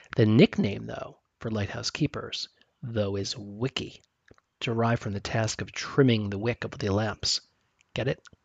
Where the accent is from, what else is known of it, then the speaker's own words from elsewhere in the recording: New Jersey, United States; moved away; I grew up in New Jersey